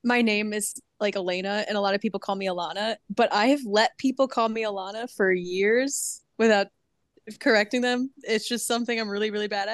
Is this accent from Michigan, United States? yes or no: yes; Michigan, United States; accent: Midwestern; now in Caribbean; I'm originally from Michigan, so you'll hear a good Midwestern accent as I talk